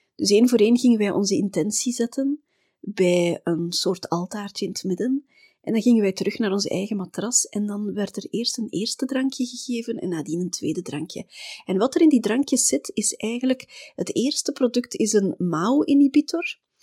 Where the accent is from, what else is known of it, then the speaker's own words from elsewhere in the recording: Belgium; wij komen uit België.